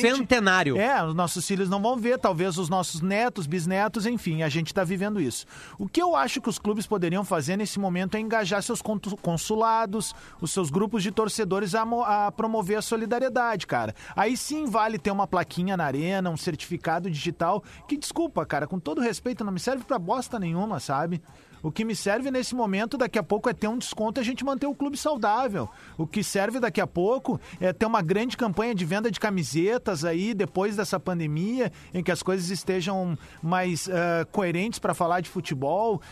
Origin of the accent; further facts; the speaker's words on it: Cerro Largo, Rio Grande do Sul, Brazil; lá de Cerro Largo, minha cidade natal